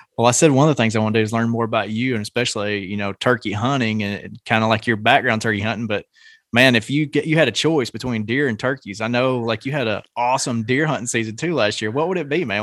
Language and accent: English; Nashville, Tennessee, United States; I'm from around the Nashville area